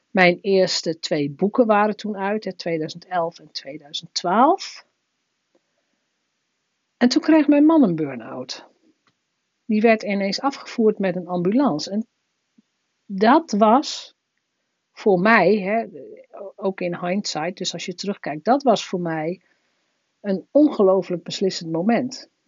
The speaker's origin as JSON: {"language": "Dutch", "region": "northern Netherlands", "country": "Netherlands", "said": "Als Noorderling kom je ineens onder de rivieren. En hier doen ze aan carnaval."}